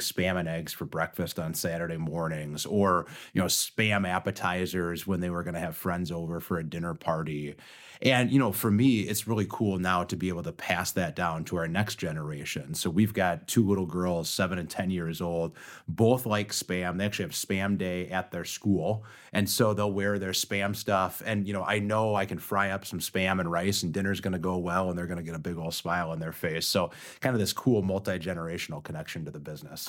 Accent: Austin, Minnesota, United States; I grew up in Austin, Minnesota, which is where Spam was born

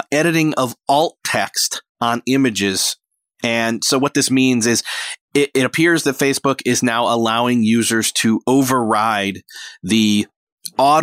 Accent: Rochester, New York, United States; moved away; that's only like an hour and a half from my hometown of Rochester, New York, back home in New York

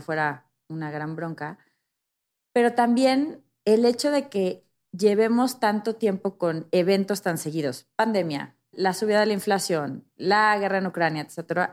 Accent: Mexico

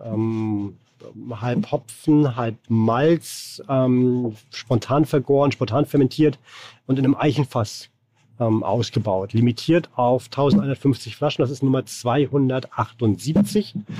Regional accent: Rostock, Mecklenburg-Vorpommern, Germany; now in Hamburg, Germany; Aus Warnemünde. An der Ostsee.

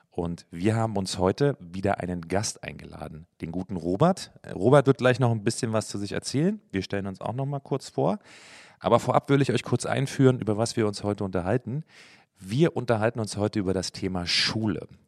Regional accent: Coburg, Bavaria, Germany; moved away; Ähm, aus Bayern ursprünglich, Coburg.

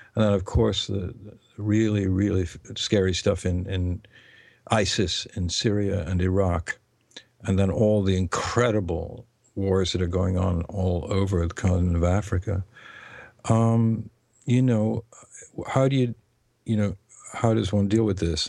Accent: England, United Kingdom; first language English; I am English and I speak that language, and the other languages are foreign to me

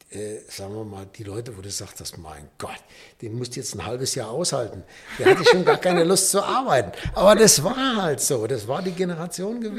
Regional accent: Rhineland, Germany; Da bin ich Rheinländer.

